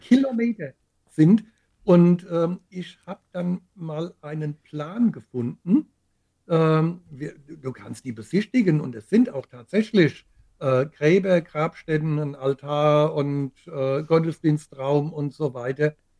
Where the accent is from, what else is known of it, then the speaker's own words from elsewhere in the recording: Groß-Gerau, Hesse, Germany; in meiner Heimatstadt Groß-Gerau